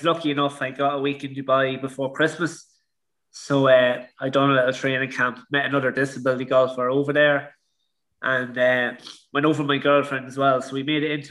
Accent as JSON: {"language": "English", "country": "Ireland", "tie": "born or raised there", "said": "growing up in Ireland, I was a good amateur player"}